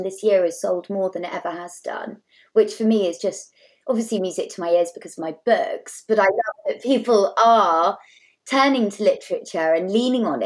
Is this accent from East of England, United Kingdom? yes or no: no; South Devon, South West England, United Kingdom; I grew up in South Devon